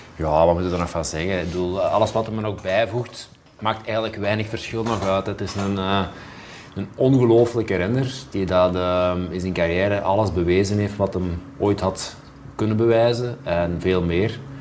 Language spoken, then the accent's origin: Dutch; Flemings, Flanders, Belgium; Wij zijn dan altijd als Vlamingen voorzichtig